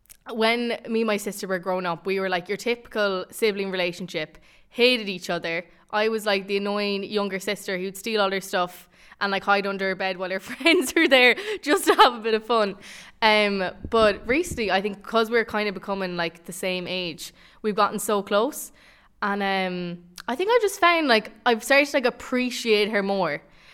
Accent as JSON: {"language": "English", "town": "Tubbercurry", "region": "Connacht", "country": "Ireland", "said": "I'm a communications student and I'm from Tubbercurry. I'm 19 years of age and I'm studying in DCU."}